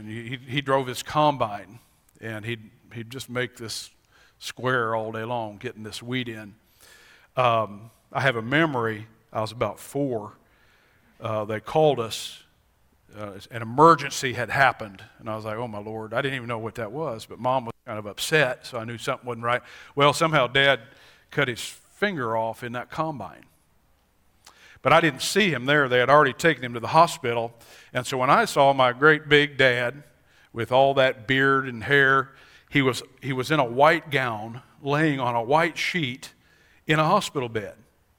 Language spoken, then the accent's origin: English; Montana, United States; born there; We all know I was born in Montana. There are many days I wish I was in Montana so I could go hiking